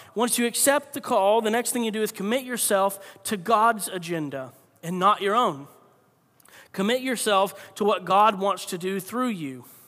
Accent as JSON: {"language": "English", "region": "Florida", "country": "United States", "tie": "born or raised there", "said": "I grew up in Florida"}